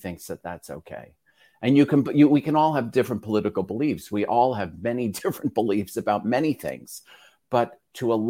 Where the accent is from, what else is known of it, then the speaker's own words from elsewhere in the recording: New York City, New York, United States; I'm from Staten Island